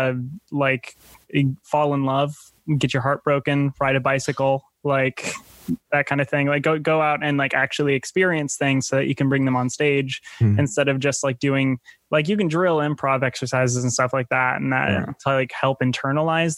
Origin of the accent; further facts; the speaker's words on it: Minnesota, United States; I'm from Minnesota